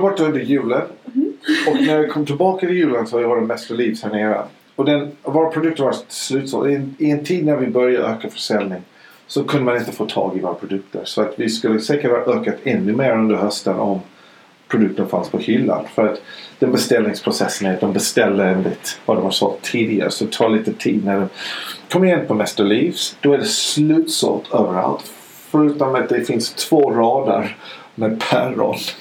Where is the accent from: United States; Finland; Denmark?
United States; Idaho; Swedish is a second language; now in Sweden; jag är ju född i, i Idaho i USA. Då åt man kött hela tiden